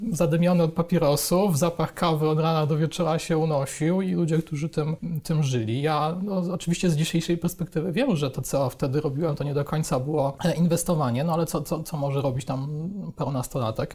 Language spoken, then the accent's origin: Polish; Chrzanów, Lesser Poland, Poland; moved away as an adult; also born or lived in Warsaw; w moim rodzinnym mieście, jestem z Chrzanowa, to mhm. jest w Małopolsce